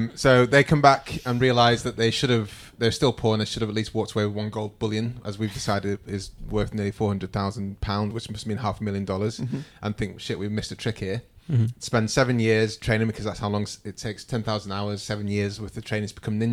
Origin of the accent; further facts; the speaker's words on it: Manchester, North West England, United Kingdom; I'm from Manchester.